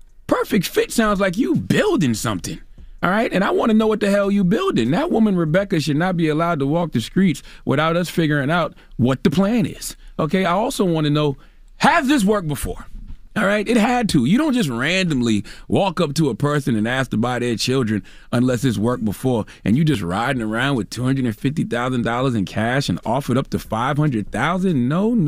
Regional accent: Moncks Corner, South Carolina, United States; I'm from Monk's Corner, South Carolina. Dropping the clues, bombs from Monk's Corner, all right? In the country, we call it carrying someone else's churn on your taxes, all right?

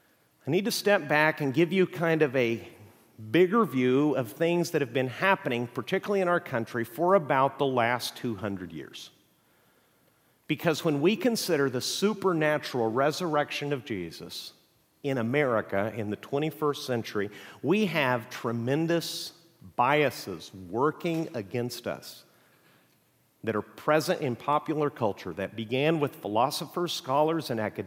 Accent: Mexico; I grew up in Mexico. My parents are missionaries.

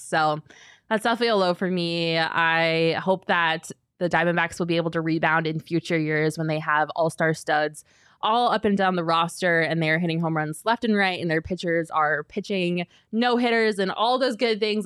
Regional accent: Denver, Colorado, United States; now in Phoenix, United States; the Rockies good old Rockies, they're in town, my hometown team

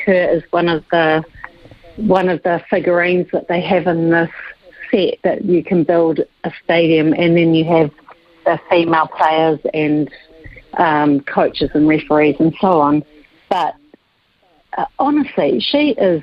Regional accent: New Zealand; as a New Zealander

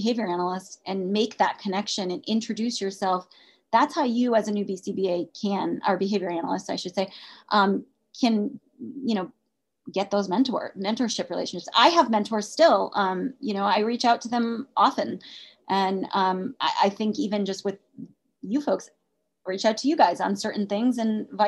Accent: United Kingdom; I'm British.

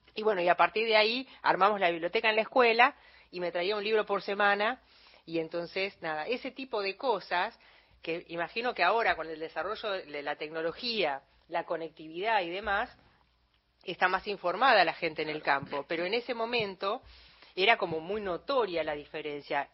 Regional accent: Buenos Aires Province, Argentina; now in Buenos Aires, Argentina; yo soy bonaerense

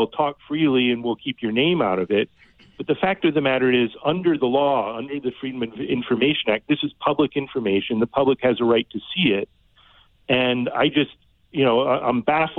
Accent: Kennett Square, Pennsylvania, United States; moved away as an adult; also born or lived in upstate New York / North Carolina; I was born in upstate New York. I grew up in Pennsylvania, a little town called Kennett Square

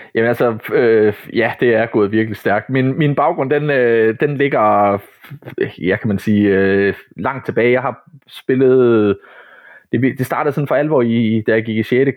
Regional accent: Ryslinge, Southern Denmark, Denmark; nede i Ryslinge, hvor jeg kommer fra, nede på Midtfyn

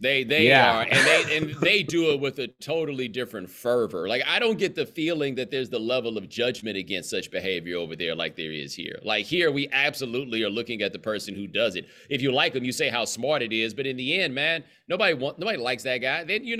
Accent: Houston, Texas, United States; moved away as an adult; also born or lived in Atlanta, Georgia / North Carolina; Well, I grew up in Houston. I was born in Atlanta. I went to college in Atlanta. My parents have lived in Atlanta for the last 25 years. So Atlanta is definitely a home, but I did from 7 to 17 in Houston

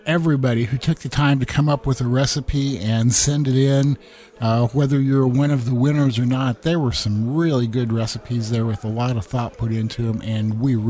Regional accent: Midwest, United States; I grew up in the Midwest.

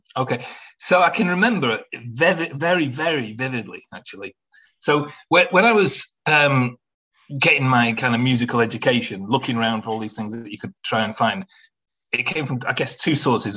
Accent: Manchester, North West England, United Kingdom; the Manchester Apollo in, in my hometown

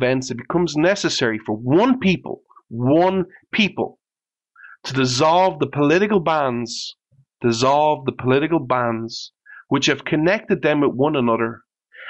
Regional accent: Ireland; I'm Irish

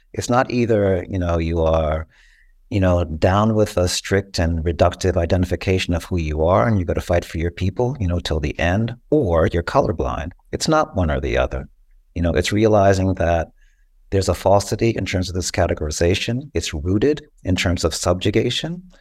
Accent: Costa Rica; moved away; I was born in Costa Rica and that's part of my heritage.

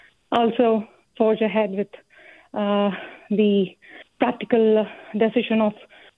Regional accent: California, United States; I am from Bay Area.

